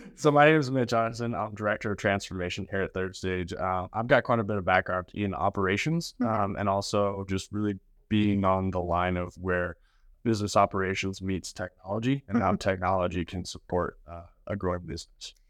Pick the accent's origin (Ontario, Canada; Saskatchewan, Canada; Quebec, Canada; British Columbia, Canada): Saskatchewan, Canada; Lumsden; now in United States; I'm from Lumsden, Saskatchewan, okay. Canada.